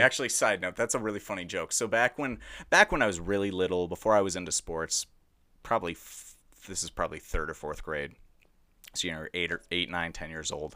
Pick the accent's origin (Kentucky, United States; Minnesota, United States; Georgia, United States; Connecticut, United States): Minnesota, United States; Edina; I grew up in prestigious Westy Dinah